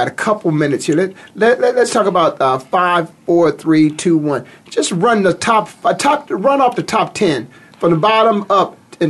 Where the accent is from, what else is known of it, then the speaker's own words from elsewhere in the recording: Canton, Ohio, United States; his bust is in your hometown, my hometown, waiting for him.